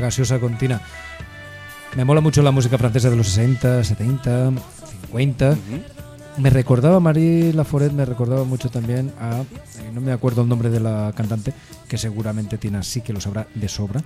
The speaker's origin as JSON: {"language": "Spanish", "area": "Carcaixent", "region": "Valencian Community", "country": "Spain", "tie": "born or raised there", "said": "En mi pueblo, en Cargaisend, abrió una discoteca que se llamaba La Tartana"}